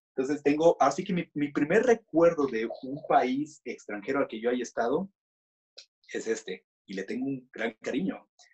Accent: Mexico; somos los extranjeros, ¿no? Somos los, los mexicanos

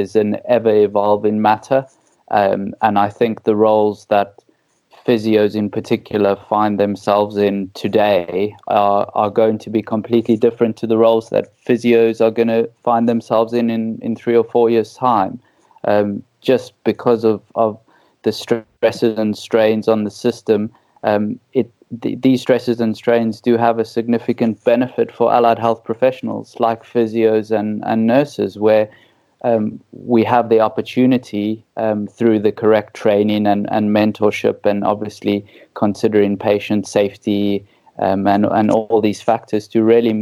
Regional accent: South Africa; accent: South African; moved away as an adult; also born or lived in Middle East; now in United Kingdom; your listeners can tell by my wonderful accent that I'm South African

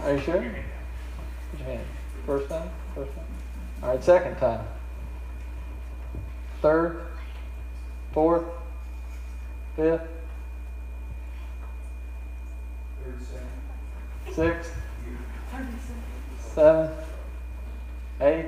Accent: Roanoke, Virginia, United States; moved away as an adult; also born or lived in New Zealand / Korea; That's my home state, and hometown is in Roanoke, about 3 hours from here.

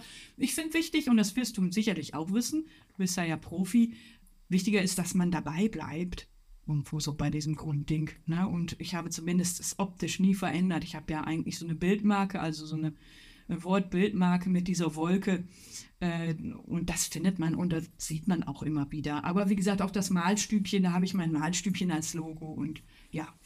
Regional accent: North Rhine-Westphalia, Germany; ich komme aus dem Ruhrpott, Weltkulturerbe, Zeche Zollverein

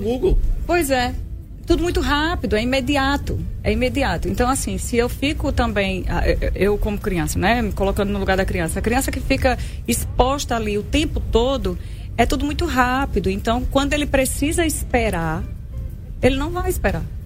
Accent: Arapiraca, Alagoas, Brazil; sou de Arapiraca

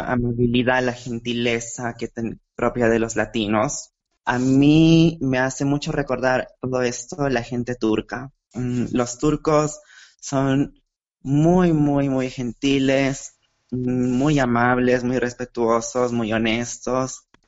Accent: Lima, Peru; por primera vez del Perú. Yo nunca había estado fuera

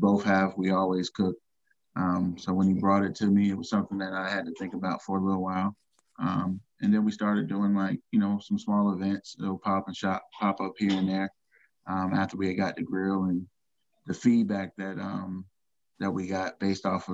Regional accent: Fayetteville, North Carolina, United States; also born or lived in Newark, New Jersey; Originally, I'm from Newark, New Jersey, New Jerusalem. In the house, so yeah, and then we moved down to Fayetteville, North Carolina. So that's where I was raised

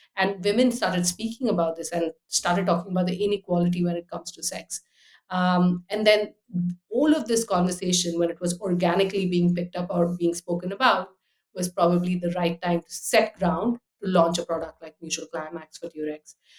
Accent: United Arab Emirates; moved away as an adult; also born or lived in Delhi, India / Austria; now in London, United Kingdom; I was born in Delhi, grew up in the Abu Dhabi, Dubai, so lots of people, big city life

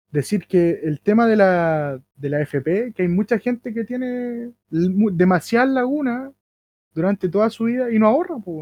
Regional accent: Chile; Nosotros como chilenos

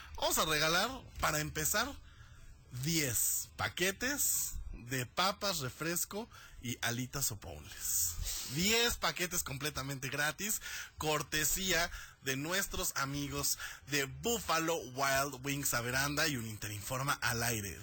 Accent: Mexico

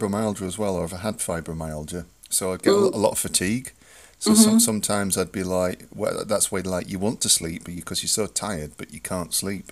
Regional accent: England, United Kingdom; I'm English

